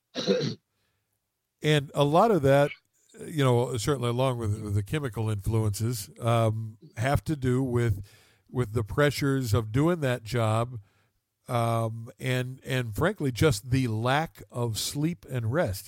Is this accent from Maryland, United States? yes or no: no; West Virginia, United States; moved away; my hometown back in West Virginia